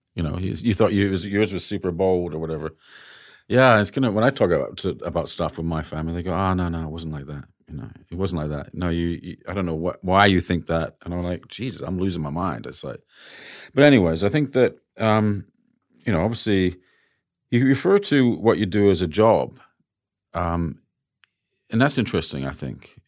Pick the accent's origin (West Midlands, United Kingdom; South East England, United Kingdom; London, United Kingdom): London, United Kingdom; now in Sydney, Australia; London was my hometown before